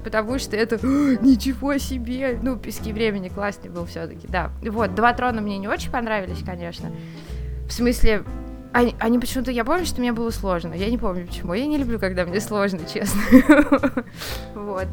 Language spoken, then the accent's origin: Russian; Moscow, Russia; я из Москвы